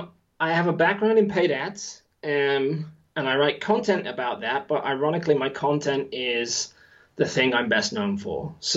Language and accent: English; West Midlands, United Kingdom; now in New Zealand; As you said, Englishman, living in New Zealand, my accent is all over the place now. originally from the West Midlands, so that accent is not there, although I can do it if need be.